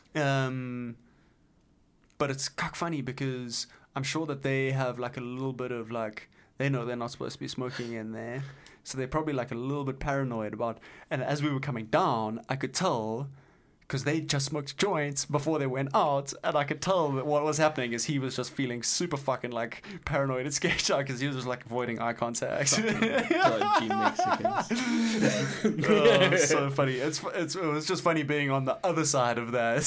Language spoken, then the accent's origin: English; South Africa; moved away; South African